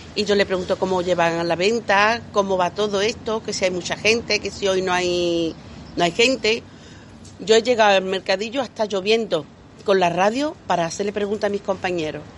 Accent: Lebrija, Andalusia, Spain; also born or lived in Polígono Sur, Seville; now in Seville, Spain; yo soy de Lebrija, pero llevo ya tantos años en el Polígono Sur que soy de ahí, de las 3.000

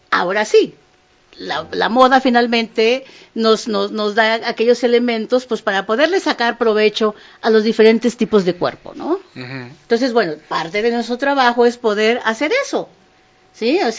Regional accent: Mexico; Pues no, soy costeña. Los, las costeñas no somos flacas.

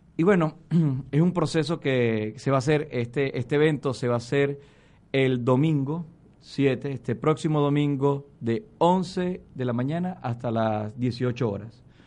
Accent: Venezuela; moved away as an adult; con nuestros compatriotas venezolanos

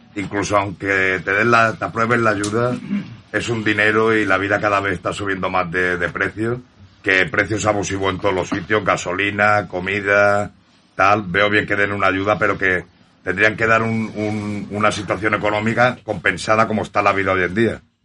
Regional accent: Mallorca, Balearic Islands, Spain; siendo de aquí. Y soy mallorquín

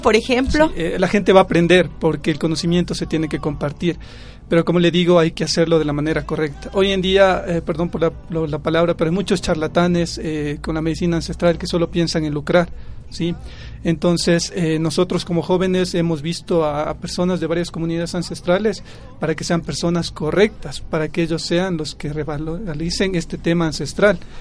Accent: Pomasqui, Pichincha, Ecuador; soy del pueblo de Pomaski

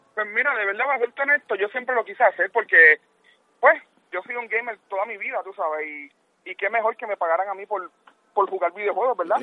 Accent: Caguas, Puerto Rico; now in Killeen, United States; Yo estoy en Texas ahora mismo, soy de Caguas, pero estoy en Texas

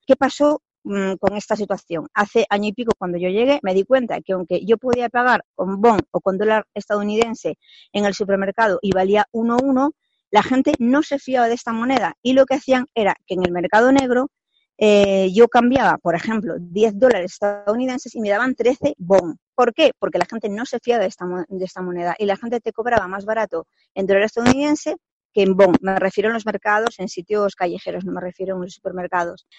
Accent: Spain; moved away as an adult; now in Victoria Falls, Zimbabwe; para mí como española

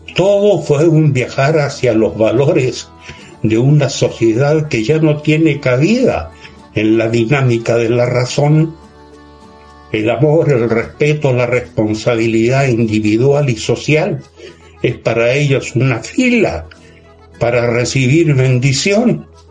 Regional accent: Chile; mi país

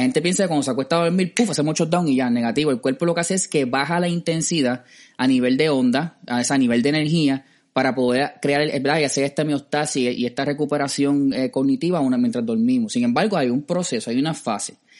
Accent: Cidra, Puerto Rico; yo que soy del campo de Sidra

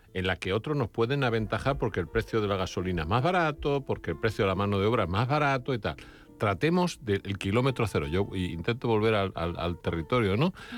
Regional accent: Alicante, Valencian Community, Spain; moved away; yo que soy alicantino

